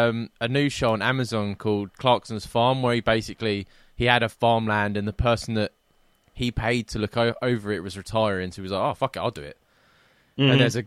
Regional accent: England, United Kingdom; moved away as an adult; now in Scotland, United Kingdom; I'm an English person that hates the English

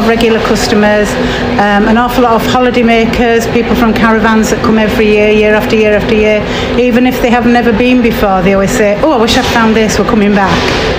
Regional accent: Scarborough, Yorkshire and the Humber, United Kingdom

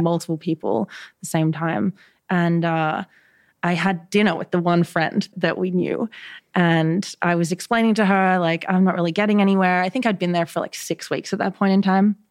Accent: Mudgee, New South Wales, Australia; moved away as an adult; also born or lived in New York City; I grew up in a little town called Mudgee, which is like three and a half hours northwest of Sydney in New South Wales, Australia.

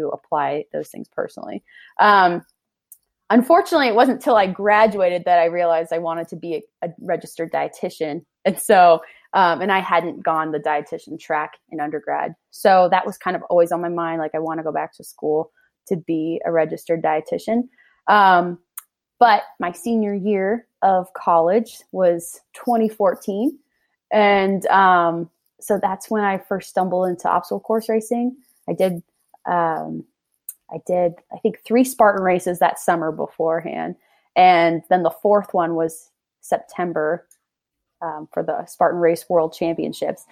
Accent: Charlottesville, Virginia, United States; moved away as an adult; now in Salt Lake City, United States; I'm from Charlottesville, Virginia. I grew up my entire life in Virginia on a horse farm

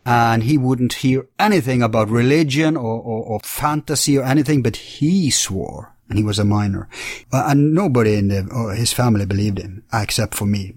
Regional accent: Bergen, Vestland, Norway; my hometown in Bergen

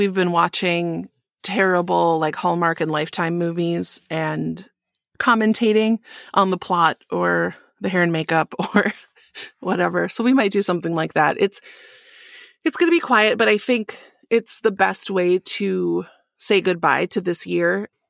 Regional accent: Midwest, United States; accent: Midwest; Well, I got married this year, and my Midwest accent just came out strong.

